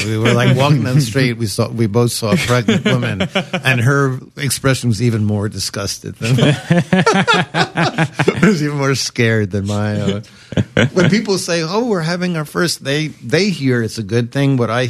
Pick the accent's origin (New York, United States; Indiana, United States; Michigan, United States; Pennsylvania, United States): New York, United States; Brooklyn; somebody says, "Are you American?" I'm like, "No, I'm from Brooklyn."